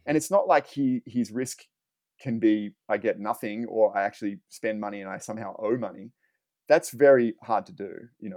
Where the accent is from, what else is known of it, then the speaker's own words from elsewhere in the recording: Australia; now in Los Angeles, United States; I'm from Australia and I, and I live in Los Angeles now